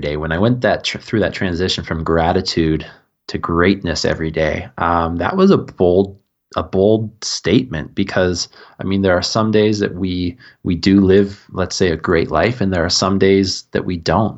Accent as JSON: {"language": "English", "region": "East Coast of Canada", "country": "Canada", "tie": "born or raised there", "also_born_or_lived": "Melbourne, Australia / Saint Kitts and Nevis", "said": "I grew up on the east coast of Canada, so we border Maine, where I am."}